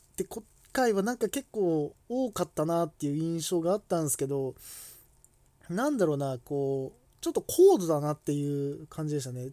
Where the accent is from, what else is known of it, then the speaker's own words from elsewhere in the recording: Kanto, Japan; 自分とかはこう関東の出身